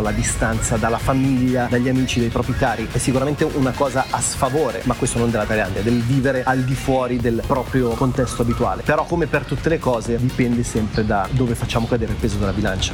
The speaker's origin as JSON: {"language": "Italian", "town": "Milan", "region": "Lombardy", "country": "Italy", "moved": "yes", "said": "Io vengo da Milano"}